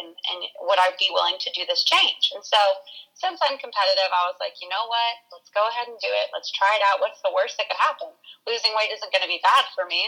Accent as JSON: {"language": "English", "town": "San Diego", "region": "California", "country": "United States", "tie": "born or raised there", "moved": "yes", "lives_now": "Missouri, United States", "said": "I was born and raised in San Diego, California, but my family moved to Missouri"}